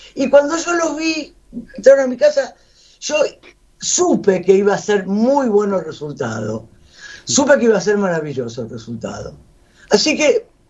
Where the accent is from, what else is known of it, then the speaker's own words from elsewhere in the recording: Buenos Aires, Argentina; yo soy de Buenos Aires